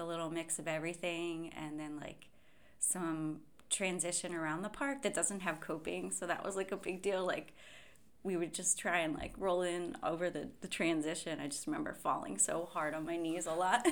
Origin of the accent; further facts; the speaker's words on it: Ambler, Pennsylvania, United States; moved away as an adult; also born or lived in New Mexico; now in Philadelphia, United States; I grew up in Ambler, Pennsylvania. It's a small town in the suburbs just outside of Philadelphia in Montgomery County